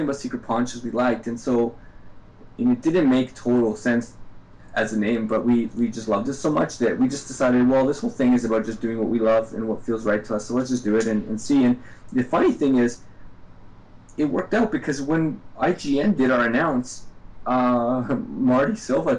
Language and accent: English; Canada; I'm from Canada